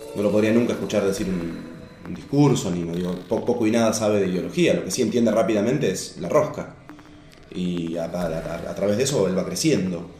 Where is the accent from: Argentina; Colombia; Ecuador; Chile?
Argentina; Ameghino; now in Buenos Aires, Argentina; soy del interior. Vine acá en el año 95